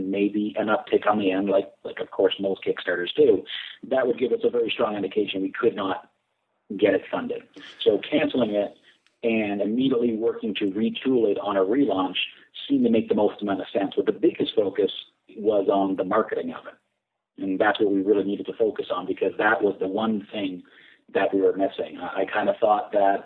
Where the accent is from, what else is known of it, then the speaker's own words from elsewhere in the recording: Canada; We're Canadian